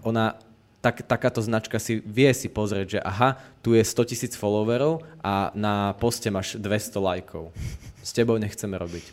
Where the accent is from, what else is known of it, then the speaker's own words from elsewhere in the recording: Poprad, Prešov Region, Slovakia; ja som vyrastal v Poprade